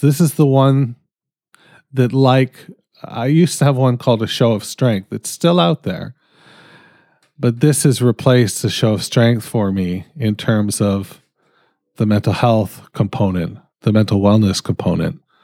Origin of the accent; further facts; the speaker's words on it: Canada; I'm fucking Canadian.